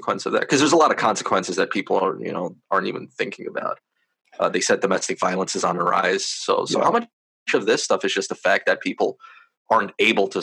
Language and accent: English; New York City, New York, United States; I'm a lifelong New Yorker. I was born and raised in Queens